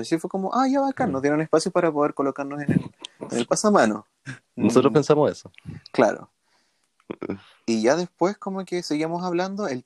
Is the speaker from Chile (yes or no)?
yes; Chile; nosotros, nosotros como chilenos no, no recibimos el racismo que recibe una persona extranjera dentro de Chile, ¿cachai?